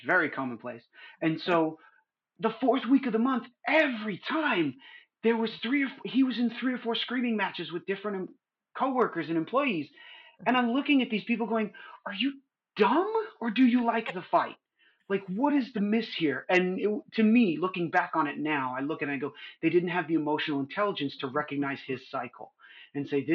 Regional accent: New York, United States; moved away as an adult; also born or lived in California; now in Southern California, United States; I grew up in New York

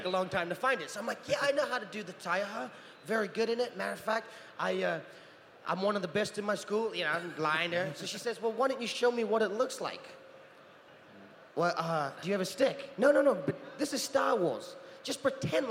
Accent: New Zealand; also born or lived in Utah; now in California, United States; I grew up in New Zealand

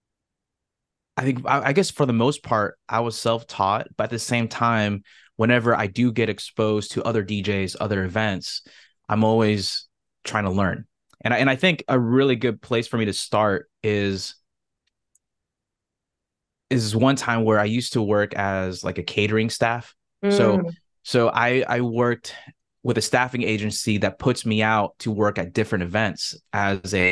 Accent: Southern California, United States; I grew up here in Southern California

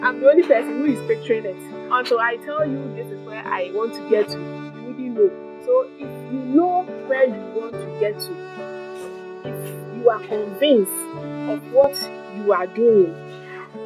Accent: Eastern Region, Ghana; now in Accra, Ghana; I am from the Eastern region, from Adelsna precisely, but I lived in Trondheim for quite a number of years before coming to Accra.

